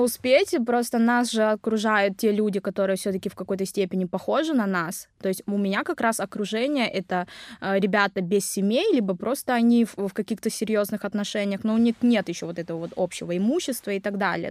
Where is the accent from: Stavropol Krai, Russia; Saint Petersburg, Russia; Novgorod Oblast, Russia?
Stavropol Krai, Russia; Nevinnomyssk; first language Vietnamese; moved away as an adult; also born or lived in Vietnam; now in Krasnodar, Russia; я родилась в Нивином Иске, это Ставропольский край, это небольшой совсем город